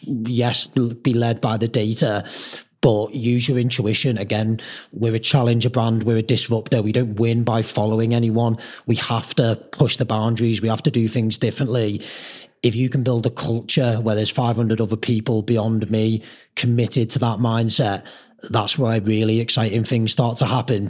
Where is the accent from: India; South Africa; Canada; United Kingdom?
United Kingdom; Merseyside, North West England; we're from Merseyside